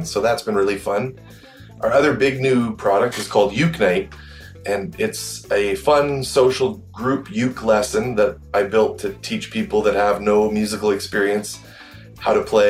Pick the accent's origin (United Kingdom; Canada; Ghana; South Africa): Canada; Calgary, Alberta; I'm from Calgary, Alberta in Canada